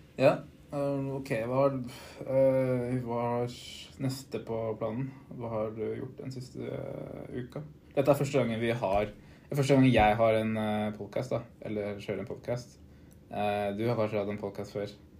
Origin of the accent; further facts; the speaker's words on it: Eidsvoll, Akershus, Norway; now in Oslo, Norway; bor i Oslo, er fra Eidsvoll.